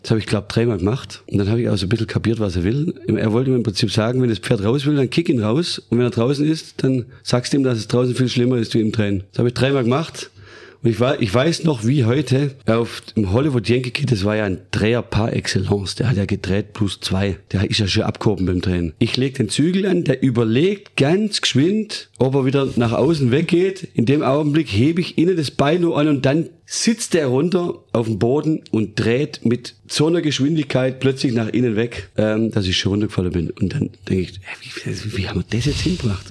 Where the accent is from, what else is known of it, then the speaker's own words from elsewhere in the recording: Stuttgart, Baden-Württemberg, Germany; Ich bin geboren worden im Krankenhaus in Stuttgart